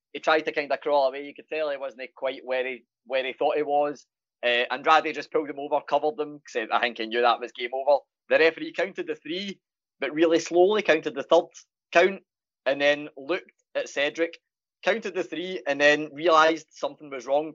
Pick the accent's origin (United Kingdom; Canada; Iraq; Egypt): United Kingdom; Glasgow, Scotland; I'm Glaswegian